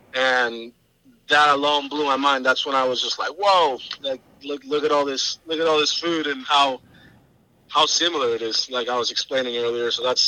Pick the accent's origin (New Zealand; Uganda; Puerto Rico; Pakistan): Puerto Rico; now in South Carolina, United States; I didn't start in South Carolina. I moved from Puerto Rico. I had the aspiration to go learn at the Culinary Institute of America.